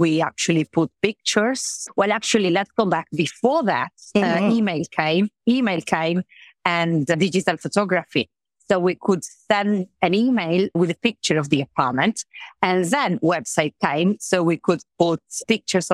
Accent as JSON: {"language": "English", "town": "Trieste", "region": "Friuli-Venezia Giulia", "country": "Italy", "also_born_or_lived": "London", "second_language": "English", "moved": "as an adult", "lives_now": "Marbella, Spain", "said": "I'm from Italy. I'm from Trieste, the north of Italy"}